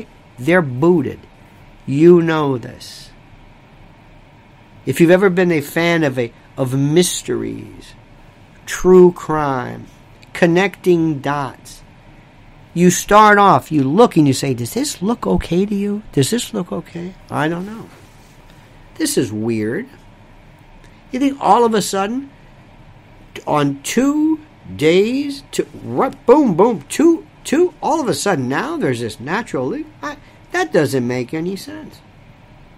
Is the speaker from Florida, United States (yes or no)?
yes; Florida, United States; Florida, my home state